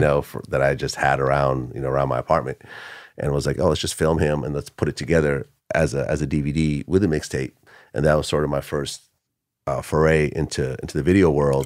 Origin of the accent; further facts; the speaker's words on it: Bay Area, California, United States; first language Russian; English is a second language; also born or lived in Ukraine / Boston, Massachusetts; I moved to California, uh, to the Bay Area, uh, I started third grade over